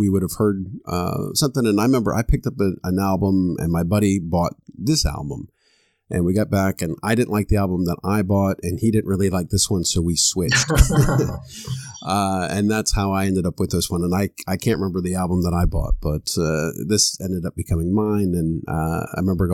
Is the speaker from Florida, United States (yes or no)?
yes; Florida, United States; I grew up in Florida